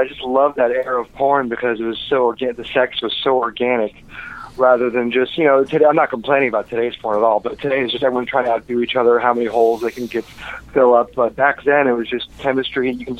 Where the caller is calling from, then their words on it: Orlando, Florida, United States; It's … calling in from Orlando.